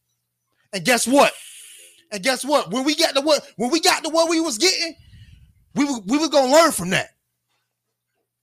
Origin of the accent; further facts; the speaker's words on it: Miami, Florida, United States; I'm from Miami-Dade, yeah, County, Florida